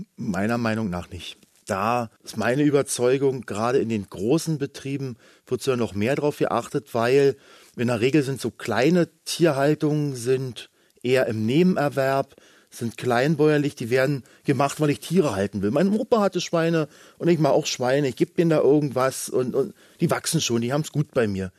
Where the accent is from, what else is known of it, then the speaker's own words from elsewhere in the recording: Brandenburg, Germany; Bei uns in Brandenburg